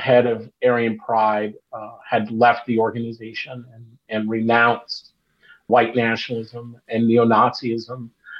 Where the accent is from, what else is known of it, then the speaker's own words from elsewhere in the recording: Long Beach, California, United States; And this is an important part of the story of growing up in Los Angeles and in particular Long Beach.